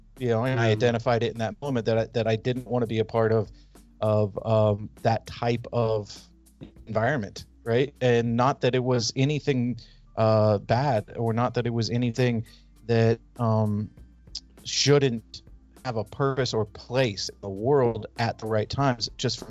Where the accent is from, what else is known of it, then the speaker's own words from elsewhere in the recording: California, United States; So I grew up in Northern California.